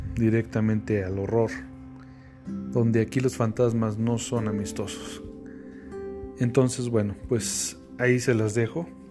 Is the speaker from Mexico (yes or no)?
yes; Mexico; ese orgullo, de decir que somos mexicanos